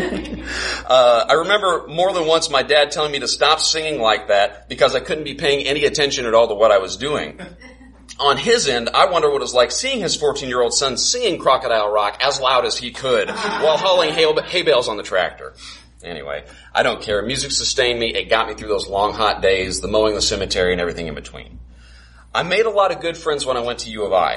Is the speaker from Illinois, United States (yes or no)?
yes; Carbondale, Illinois, United States; also born or lived in Champaign, Illinois / Rockford, Illinois / Peoria, Illinois; I'm from Carbondale